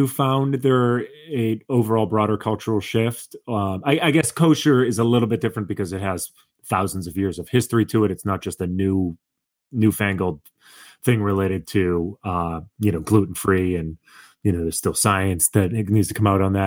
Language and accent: English; Boston, Massachusetts, United States; I grew up in Boston on a street that was primarily Jewish.